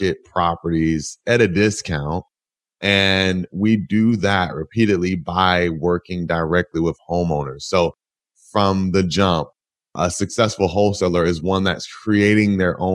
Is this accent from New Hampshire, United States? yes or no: no; Atlanta, Georgia, United States; also born or lived in Purdue University, Indiana; I'm originally from Atlanta, Georgia.